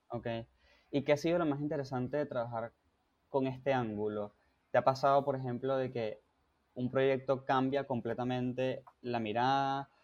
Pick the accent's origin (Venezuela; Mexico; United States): Venezuela; yo soy venezolano también